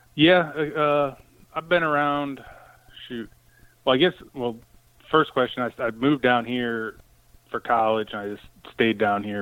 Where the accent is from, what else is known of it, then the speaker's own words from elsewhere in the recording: Connecticut, United States; now in Chesapeake, United States; I grew up in Connecticut